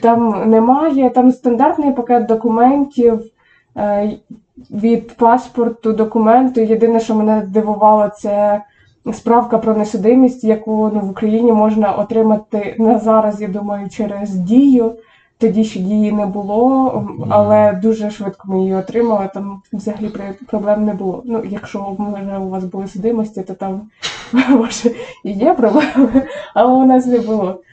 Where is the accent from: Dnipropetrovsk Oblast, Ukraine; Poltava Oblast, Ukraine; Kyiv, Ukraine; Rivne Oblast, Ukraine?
Poltava Oblast, Ukraine; Semenivka; first language Ukrainian; moved away as an adult; now in Southern California, United States; Сама я родом з Полтавської області, СМТ Семенівка